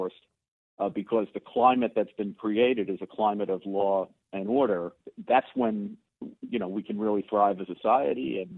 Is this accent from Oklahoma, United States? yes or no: no; New York City, New York, United States; I grew up in the Bronx in the 60s and 70s